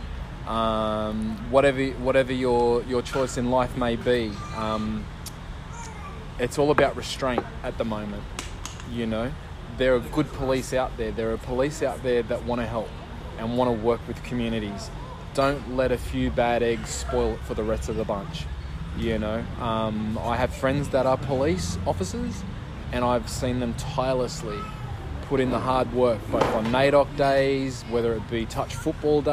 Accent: Australia; as an Australian, as a First Nations man

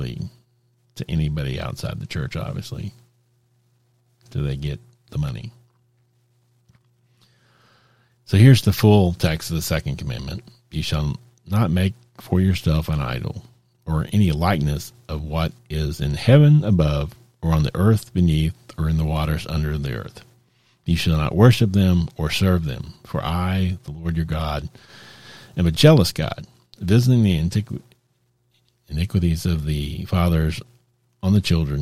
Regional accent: Texas, United States; I grew up in Texas

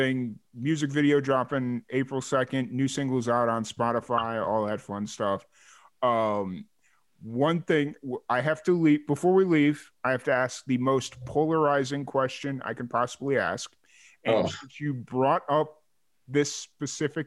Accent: Chicago, Illinois, United States; I grew up in Chicago

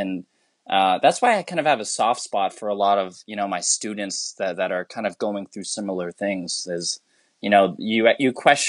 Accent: Philippines; I'm so ashamed to say this as a Filipino, but I can understand it, but I can't speak a lick of it.

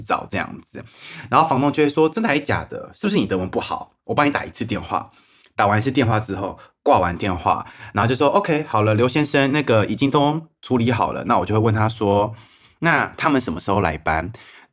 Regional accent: Taiwan; now in Germany; 我一个台湾人

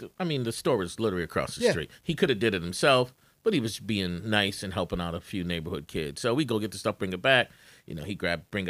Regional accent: Detroit, Michigan, United States; moved away as an adult; now in Tampa, United States; from Michigan, born and raised in Detroit, all my life.

